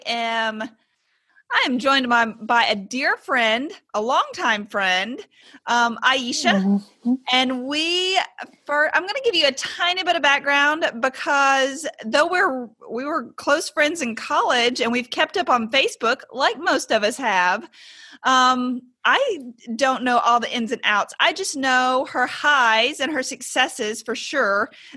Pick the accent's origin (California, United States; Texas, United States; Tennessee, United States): Tennessee, United States; East; moved away as an adult; also born or lived in Mississippi; I came from East Tennessee. I was an out-of-state resident coming